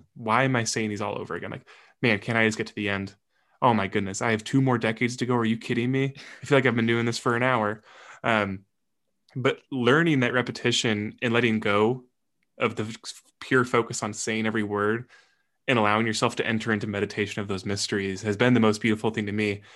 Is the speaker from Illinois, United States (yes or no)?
yes; near El Paso, Illinois, United States; only about a thirty or forty-five minute drive from my hometown